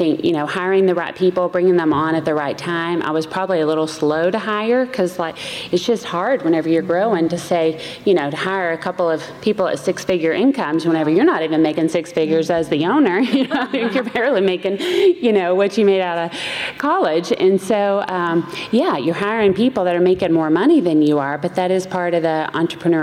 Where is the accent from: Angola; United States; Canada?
United States; Chattanooga, Tennessee; moved away as an adult; now in Columbus, United States; I grew up in Chattanooga, Tennessee. That's where the accent's from